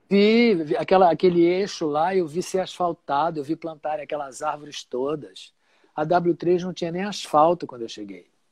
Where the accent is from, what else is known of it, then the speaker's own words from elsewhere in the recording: Rio de Janeiro, Brazil; also born or lived in Marechal Hermes; eu fui criado em Padre Miguel